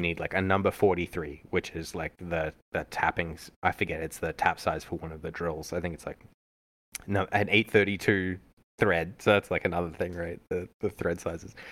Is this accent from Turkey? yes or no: no; Australia; moved away; growing up in Australia, uh, yeah, everything was centimeters and kilometers